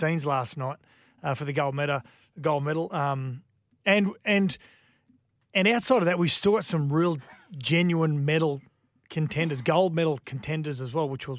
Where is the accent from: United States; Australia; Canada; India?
Australia